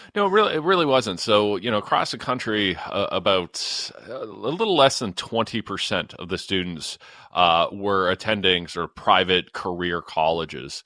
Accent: London, Ontario, Canada; my hometown of London, Ontario

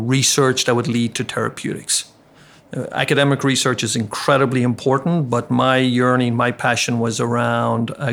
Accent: Ireland; moved away as an adult; also born or lived in Baltimore; now in Chicago, United States; I grew up in Ireland

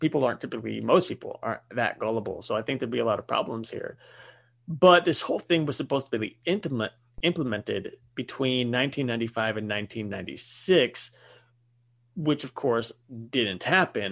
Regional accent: United States; we are American and living in America

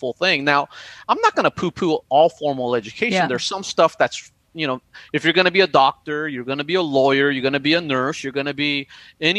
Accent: United States; you and me being Asian American

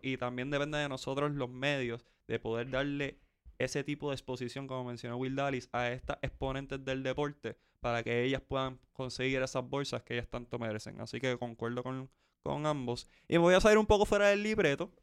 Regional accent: San Juan, Puerto Rico; soy de Coupey, así que viví eso en su apogeo

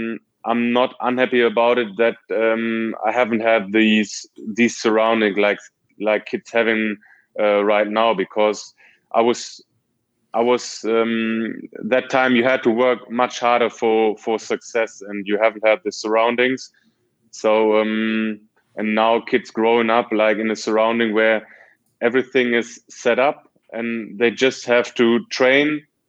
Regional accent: Dortmund, North Rhine-Westphalia, Germany; So it was a great time for me growing up in Dortmund, playing there for 10 years

